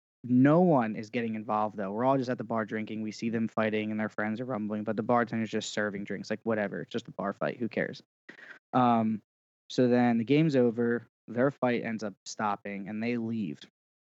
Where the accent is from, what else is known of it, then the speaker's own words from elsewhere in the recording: Pennsylvania, United States; So I'm in right outside South Philly, in an area called, like, Delaware County.